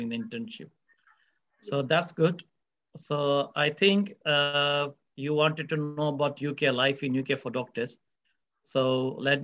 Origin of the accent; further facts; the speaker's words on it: India; moved away as an adult; also born or lived in Mangalore, India; now in Manchester, United Kingdom; I'm also from India, graduated from India, did the medical schooling in a place called Mangalore in South India